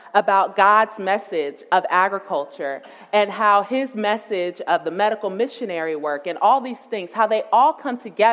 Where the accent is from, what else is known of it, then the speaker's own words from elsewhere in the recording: Tampa, Florida, United States; moved away as an adult; I'm a city girl. I'm originally from Tampa, Florida